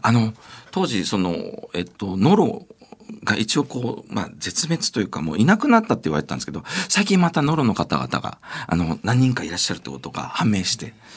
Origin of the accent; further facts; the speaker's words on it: Okinawa, Japan; 僕はあの沖縄出身